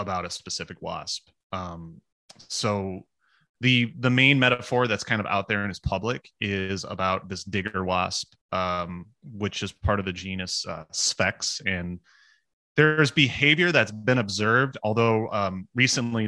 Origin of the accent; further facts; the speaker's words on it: Iowa, United States; now in Minnesota, United States; I'm from Iowa